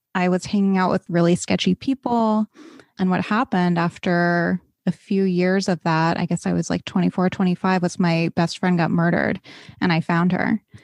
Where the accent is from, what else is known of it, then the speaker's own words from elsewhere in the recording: East Coast, United States; I grew up on the East Coast